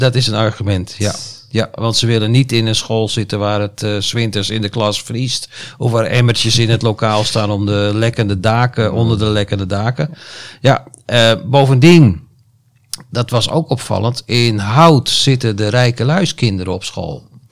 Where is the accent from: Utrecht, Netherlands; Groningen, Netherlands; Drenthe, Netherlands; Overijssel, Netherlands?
Overijssel, Netherlands; Deventer; now in Almere, Netherlands; Mijn geboorteplaats Deventer